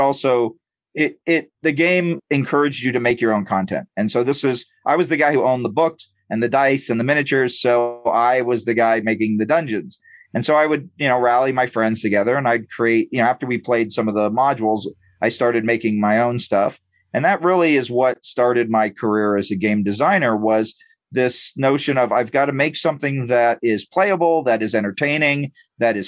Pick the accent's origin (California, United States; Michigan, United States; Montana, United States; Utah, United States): California, United States; San Diego; I grew up in San Diego and I went to Comic-Con every year